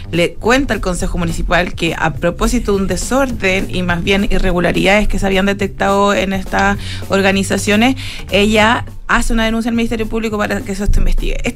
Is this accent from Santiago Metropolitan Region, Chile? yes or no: yes; Vitacura, Santiago Metropolitan Region, Chile; Vitacura tiene como una especie de halo de gente que nos conocemos todos y nos queremos porque somos de Vitacura.